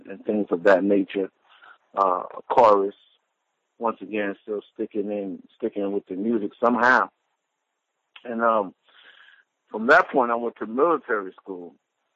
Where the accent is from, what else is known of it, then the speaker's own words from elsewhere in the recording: New York City, New York, United States; moved away; also born or lived in Texas; I'm from the Bronx, New York